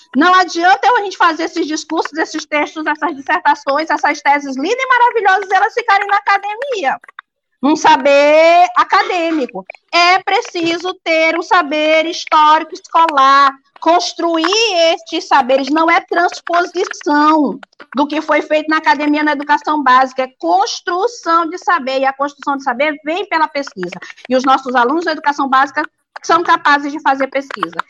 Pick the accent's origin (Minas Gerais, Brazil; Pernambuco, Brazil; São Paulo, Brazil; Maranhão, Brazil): Maranhão, Brazil; São Luís; moved away as an adult; now in Pedreiras, Brazil; eu sou de São Luís e estou em pedreiras já há mais de quatro anos